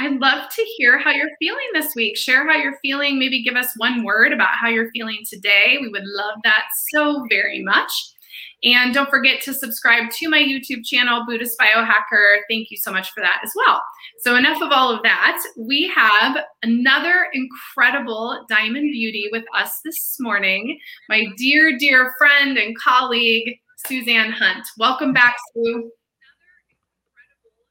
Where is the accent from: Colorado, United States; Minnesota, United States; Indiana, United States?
Colorado, United States; Denver; from Denver, my hometown